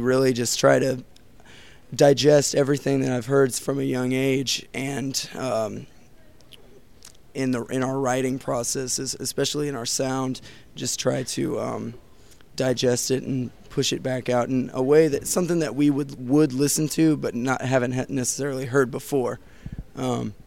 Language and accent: English; Houston, Texas, United States; From Houston, Texas